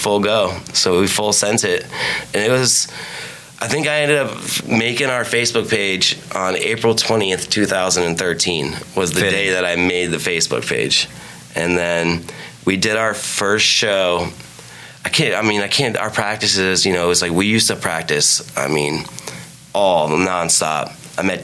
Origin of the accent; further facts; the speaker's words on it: Tampa, Florida, United States; I grew up in Tampa.